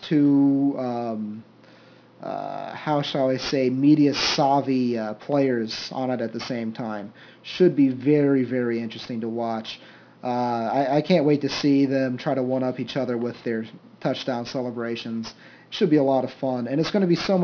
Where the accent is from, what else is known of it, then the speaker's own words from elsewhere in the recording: Ohio, United States; I am from Ohio